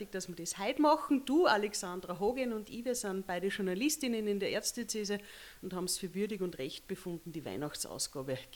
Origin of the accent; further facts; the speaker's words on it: Upper Austria, Austria; Der ist bei uns daheim in Oberösterreich schon durch viele Hände gegangen